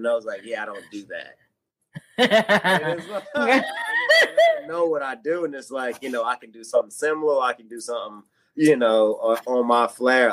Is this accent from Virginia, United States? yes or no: yes; Martinsville, Virginia, United States; moved away; Hometown, I am from Martinsville, Virginia. It is a small town in Virginia, Southwest Virginia.